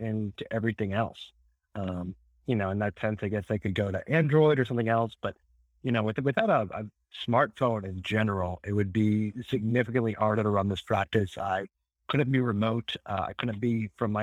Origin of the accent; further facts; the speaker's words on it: New Orleans, Louisiana, United States; I'm from New Orleans